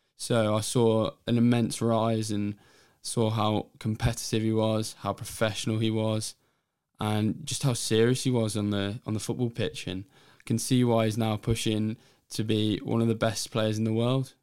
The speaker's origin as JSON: {"language": "English", "region": "England", "country": "United Kingdom", "said": "being English myself"}